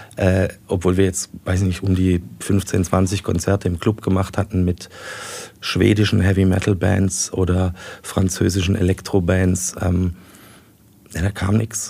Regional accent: Heilbronn, Baden-Württemberg, Germany; meine Heimat immer hier gesehen hatte

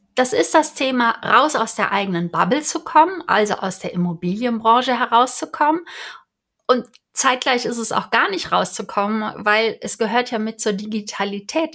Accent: Cologne, North Rhine-Westphalia, Germany; Ich bin ja Kölnerin

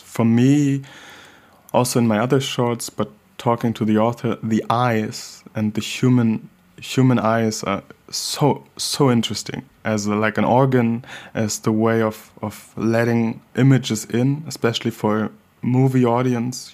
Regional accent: Hamburg, Germany; growing up in Hamburg, Germany, as a black child

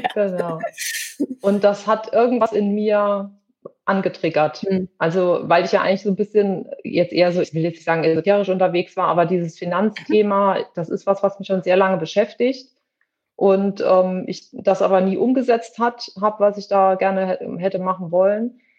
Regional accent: western Germany, Germany; moved away; also born or lived in between Leipzig and Halle, eastern Germany; ich wohne in der Nähe von zwischen Leipzig und Halle, also im Osten Deutschlands, komme aber ursprünglich aus dem Westen, bin aber mittlerweile schon sehr lange hier

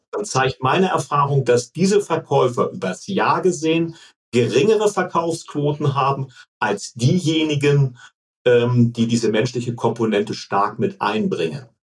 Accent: Hamburg, Germany; also born or lived in Munich

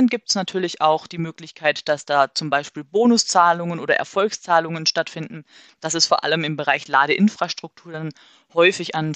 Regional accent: Marburg, Hesse, Germany; also wir kommen aus Marburg, deswegen nehme ich jetzt Marburg.

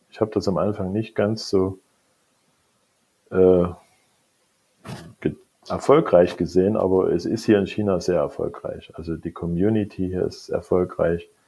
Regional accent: East Germany, Germany; Ich bin ja schon nicht mehr der Jüngste. Ich bin in der DDR aufgewachsen.

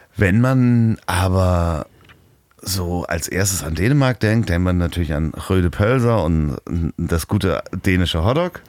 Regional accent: Germany; also born or lived in Hamburg; als äh, Deutscher aufgewachsen in der Schule

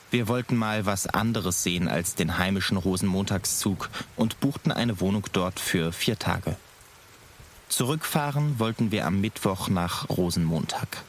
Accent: North Rhine-Westphalia, Germany; Ich komme aus dem Rheinland. Hier wird groß Karneval gefeiert.

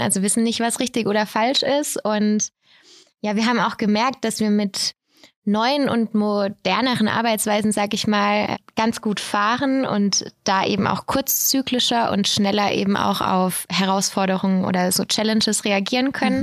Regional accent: Bad Mergentheim, Baden-Württemberg, Germany; Ich komme hier aus Bad Mergentheim

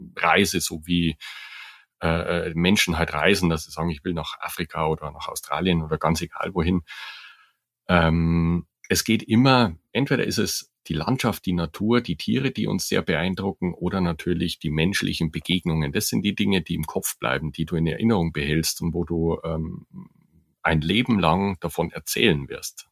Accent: Germany; bei uns in Deutschland

